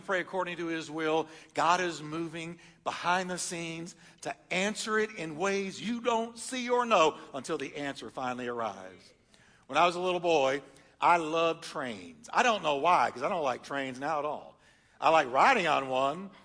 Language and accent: English; Texas, United States; also born or lived in upstate New York; I was born in New York. Don't hold it against me. I was raised in Texas. I'm good. I say y'all instead of use guys.